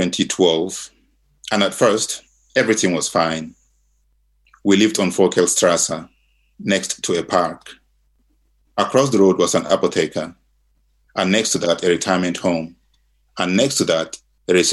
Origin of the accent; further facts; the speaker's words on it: Nigeria; moved away as an adult; now in Virginia, United States; I grew up in Nigeria, which was colonized by the British